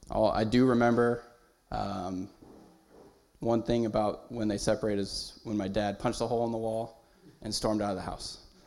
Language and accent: English; Raymond, California, United States; also born or lived in Apple Valley, California; I was born in Apple Valley, California, which is in the high desert. My mom and dad and my older brother moved from the high desert and away from almost all of our family when I was really young. I don't even remember it. We moved to Raymond, California